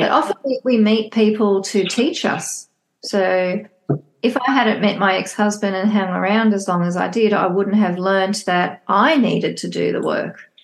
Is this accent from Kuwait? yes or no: no; Australia; I live, born and bred in Australia.